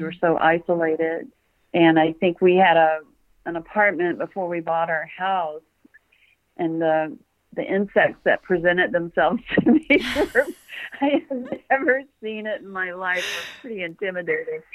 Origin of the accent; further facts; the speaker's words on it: Memphis, Tennessee, United States; also born or lived in Tucson, Arizona / Bloomington, Indiana; now in Salisbury, United States; I was born in Memphis.